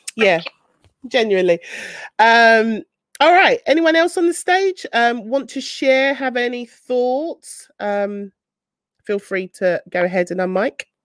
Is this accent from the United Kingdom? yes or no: yes; London, United Kingdom; I'm from South London, I don't always pronounce my T's, and my T's sometimes, sometimes sound like F's